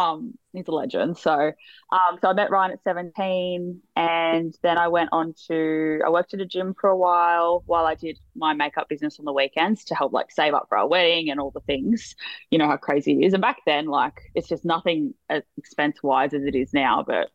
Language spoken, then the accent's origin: English; Sydney, New South Wales, Australia; Everyone thinks I'm either from, well, usually people think I'm from Queensland or Melbourne. I'm not sure why, but I'm like, no, I'm in the middle.